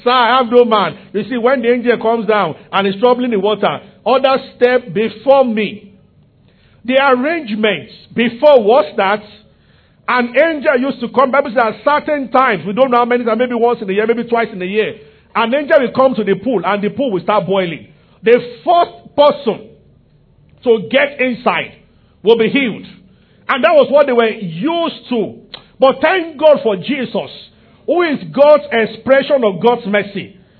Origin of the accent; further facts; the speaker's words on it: Nigeria; I'm from Yoruba tribe also, so.